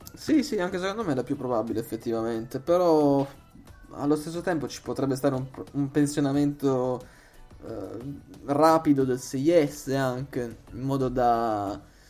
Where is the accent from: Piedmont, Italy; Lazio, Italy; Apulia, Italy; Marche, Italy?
Apulia, Italy; Bari; usiamo la nostra lingua franca, almeno noi tre baresi